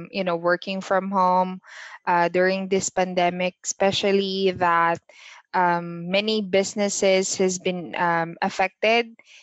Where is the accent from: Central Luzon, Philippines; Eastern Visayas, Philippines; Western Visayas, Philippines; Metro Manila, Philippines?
Metro Manila, Philippines; Manila; now in Cavite, Philippines; Originally po from Manila. Then right now po, I'm from Cavite.